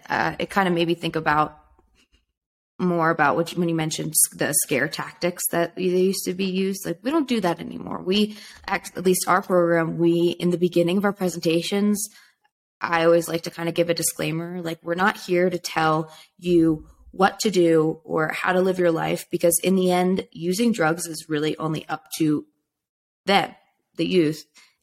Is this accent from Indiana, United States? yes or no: no; California, United States; So growing up in California, it seems like, okay, it's totally fine to smoke weed because everyone's doing it and it's legal